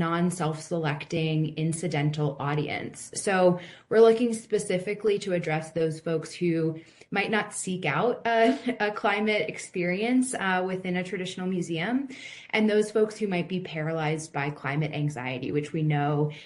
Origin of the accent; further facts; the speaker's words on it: Hurricane, West Virginia, United States; moved away; my hometown of Hurricane, West Virginia